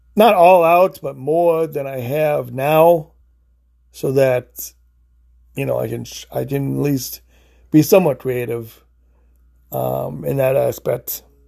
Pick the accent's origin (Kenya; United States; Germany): United States; Illinois; now in Florida, United States; I live in Florida, but I grew up in Illinois.